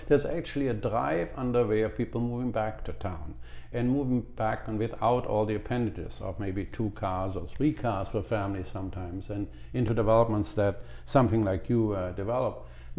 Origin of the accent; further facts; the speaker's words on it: Cologne, North Rhine-Westphalia, Germany; moved away; My hometown is Cologne